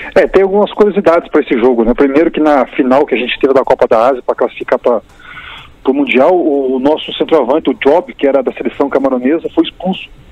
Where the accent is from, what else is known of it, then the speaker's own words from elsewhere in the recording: Brazil; nós aqui brasileiros